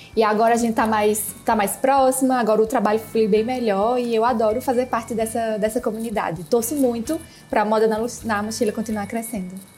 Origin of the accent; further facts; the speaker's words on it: Paraíba, Brazil; also born or lived in Barcelona; now in Rio de Janeiro, Brazil; eu sou da Paraíba, tinha voltado de Barcelona e agora eu moro no Rio